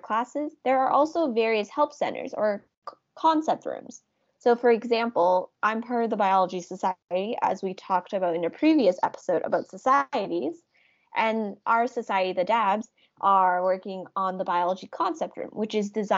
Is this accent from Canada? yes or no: yes; Ontario, Canada; now in Halifax, Canada; I am from Ontario